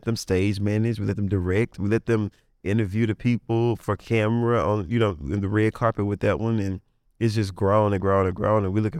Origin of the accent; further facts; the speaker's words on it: Coldwater, Mississippi, United States; I'm from Coldwater, Mississippi, so we didn't have nothing. We didn't have no arts, nothing.